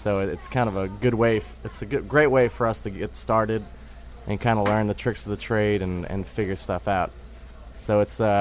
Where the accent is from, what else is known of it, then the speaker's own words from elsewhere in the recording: New Orleans, Louisiana, United States; moved away as an adult; also born or lived in Tuscaloosa, Alabama / Vail, Colorado; I'm born and raised here. I guess I'm, like, yeah. Born and raised in New Orleans